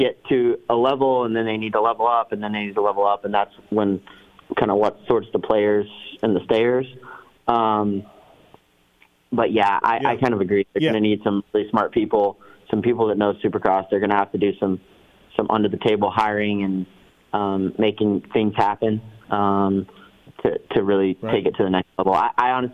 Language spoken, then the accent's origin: English; United States; I'm American